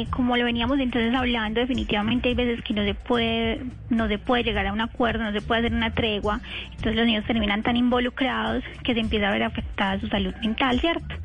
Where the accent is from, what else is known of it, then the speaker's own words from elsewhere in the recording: Antioquia, Colombia; accent: paisa; Ay, no, yo soy súper paisa